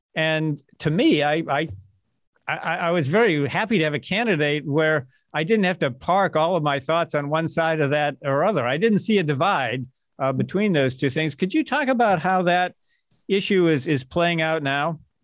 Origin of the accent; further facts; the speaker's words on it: Massachusetts, United States; moved away as an adult; now in Fredericksburg, United States; I grew up in Massachusetts